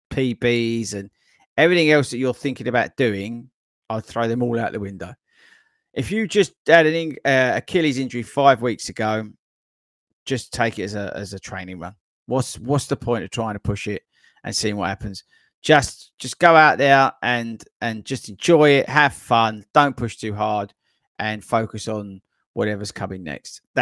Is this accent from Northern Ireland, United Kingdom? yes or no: yes; Belfast, Northern Ireland, United Kingdom; accent: Belfast; I honoured that I made the final running show video edit and without subtitles to cover my Belfast accent.